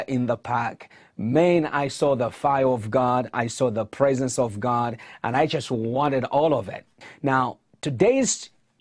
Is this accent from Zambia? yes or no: yes; Zambia; especially in my hometown, who are watching on ZNBC TV3